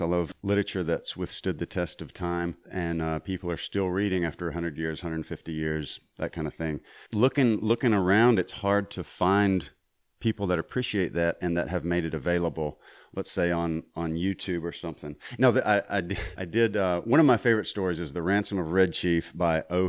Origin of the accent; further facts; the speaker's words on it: Mississippi, United States; I grew up in Mississippi